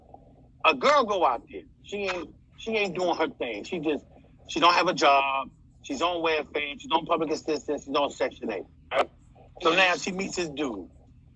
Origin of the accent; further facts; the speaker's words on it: New York City, New York, United States; accent: New York; now in Virginia, United States; I'm from Brooklyn, New York, but I live in Virginia